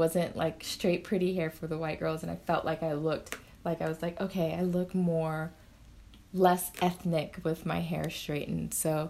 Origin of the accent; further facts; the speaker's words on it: Okinawa, Japan; born there; I used to lie about where I was born because I was born in Okinawa. I would lie and say I was born in Ohio, which is way less cool than Okinawa